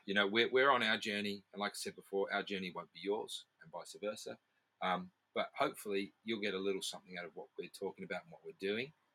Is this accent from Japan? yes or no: no; New Zealand; I'm from New Zealand